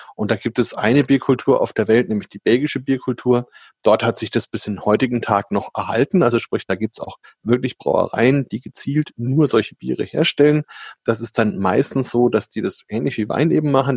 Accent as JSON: {"language": "German", "country": "Germany", "said": "bei uns in Deutschland"}